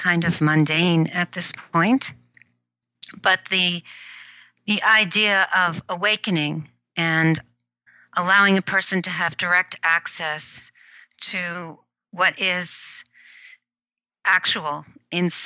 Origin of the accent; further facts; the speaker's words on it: New York City, New York, United States; also born or lived in Tokyo, Japan; now in Silicon Valley, United States; I did grow up in the New York City area